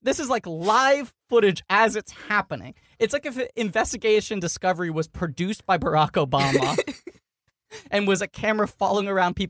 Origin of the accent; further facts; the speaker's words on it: New York City, New York, United States; Yeah, I grew up in New York City.